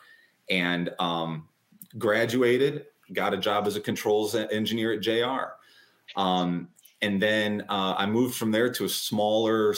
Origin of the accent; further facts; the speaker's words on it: Michigan, United States; moved away as an adult; now in Florida, United States; But I was born and raised in Michigan